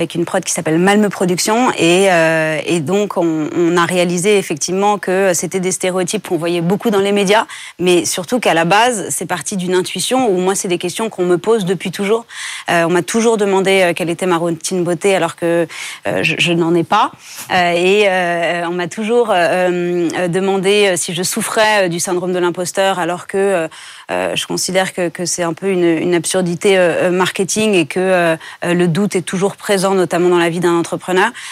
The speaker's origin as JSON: {"language": "French", "country": "France", "tie": "born or raised there", "said": "j'ai grandi en France"}